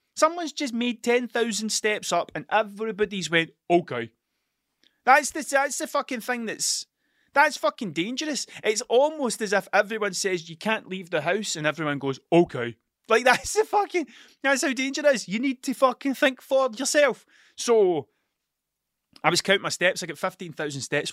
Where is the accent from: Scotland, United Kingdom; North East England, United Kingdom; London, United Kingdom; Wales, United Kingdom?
Scotland, United Kingdom; accent: Scottish; my Scottish accent